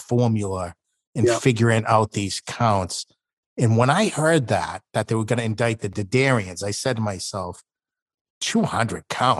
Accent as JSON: {"language": "English", "town": "Boston", "region": "Massachusetts", "country": "United States", "said": "I'm from South Boston"}